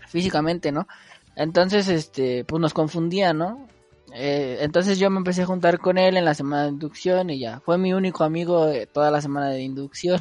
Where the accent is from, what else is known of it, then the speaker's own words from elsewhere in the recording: Mexico City, Mexico; yo personal soy de Iztapalapa